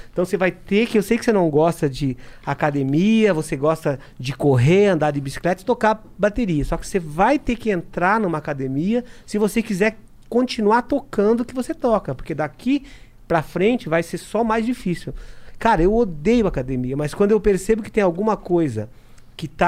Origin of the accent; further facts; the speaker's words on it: South Africa; born there; Cara, eu sou da África do Sul. Nasci na África do Sul.